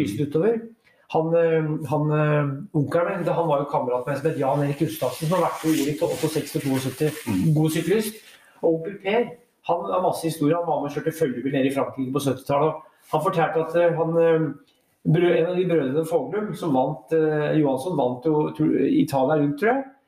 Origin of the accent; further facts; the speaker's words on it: Brumunddal, Innlandet, Norway; also born or lived in Elverum; now in Oslo, Norway; i Brumunddal der jeg vokste opp